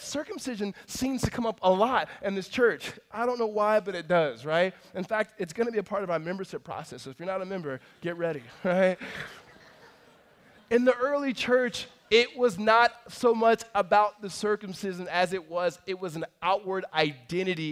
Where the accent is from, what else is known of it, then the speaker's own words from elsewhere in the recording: California, United States; also born or lived in Mississippi; Moved us to California